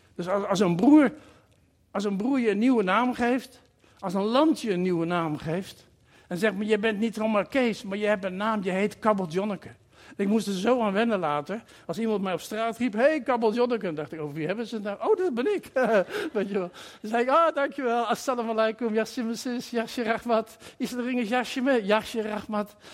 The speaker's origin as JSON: {"language": "Dutch", "country": "Netherlands", "also_born_or_lived": "Curaçao", "moved": "as an adult", "said": "Ik ben gekomen uit Nederland"}